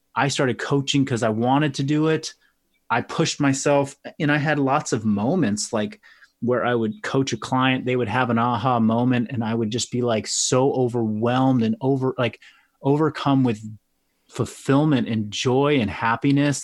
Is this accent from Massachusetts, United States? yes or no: no; Marin County, California, United States; a collection of gyms here in Marin County. So there were three that were all under the same brand. Um, and that was my partner's brand. It was their name. It was, uh, they had been around for a while. Um, we opened up a, a satellite location or, you know, another location in my hometown